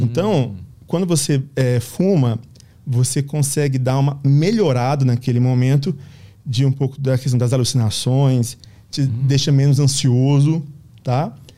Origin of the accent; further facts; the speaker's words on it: Minas Gerais, Brazil; a gente é de Minas